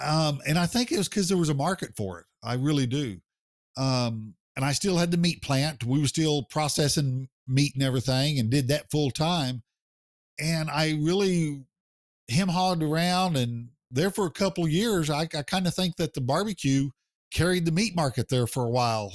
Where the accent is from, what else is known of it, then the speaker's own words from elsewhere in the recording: Oklahoma, United States; my home state in Oklahoma